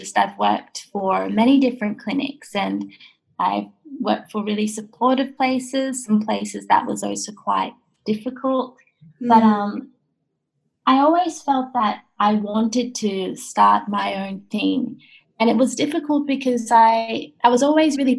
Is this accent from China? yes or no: no; Australia; also born or lived in Japan; I was born in Japan and I lived there until I was 8 years old. And then I came to Australia